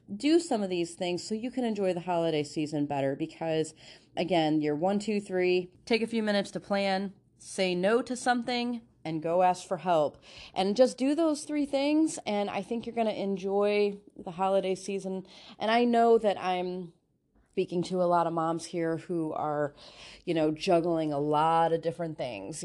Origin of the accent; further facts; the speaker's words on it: Northwest Indiana, United States; moved away as an adult; now in Ohio, United States; I moved to Ohio about twenty years ago, and so I'm originally from the Northwest Indiana area called the region.